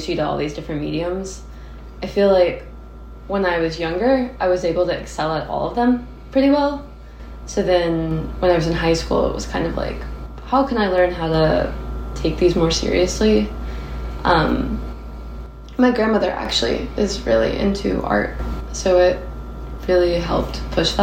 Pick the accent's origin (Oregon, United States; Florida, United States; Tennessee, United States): Tennessee, United States; Nashville; also born or lived in Texas; I was born in Texas and then raised in Nashville